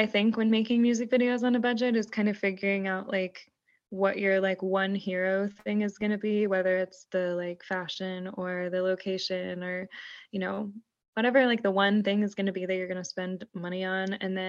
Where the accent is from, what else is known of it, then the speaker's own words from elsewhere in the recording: Houston, Texas, United States; No, I'm from Houston, Texas.